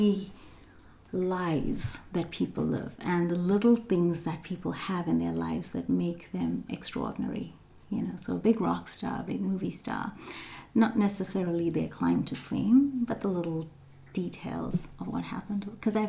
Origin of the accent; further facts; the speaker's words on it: South Africa; moved away as an adult; now in Canada; I was born and raised in South Africa. I've lived in Canada now for just almost 18 years.